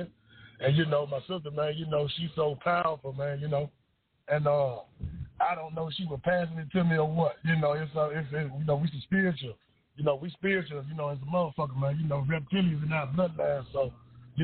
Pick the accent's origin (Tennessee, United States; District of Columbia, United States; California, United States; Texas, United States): Tennessee, United States; Memphis; growing up in Memphis. It was rough, man